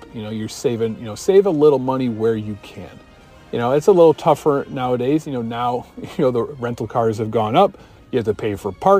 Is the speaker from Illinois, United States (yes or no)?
yes; Chicago, Illinois, United States; I'm from Chicago.